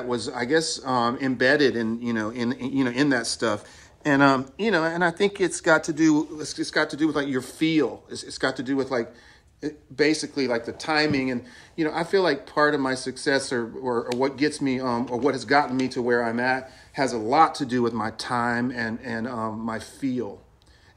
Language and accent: English; North Carolina, United States; moved away as an adult; now in California, United States; I do, because when I go home, it's like everyone is from there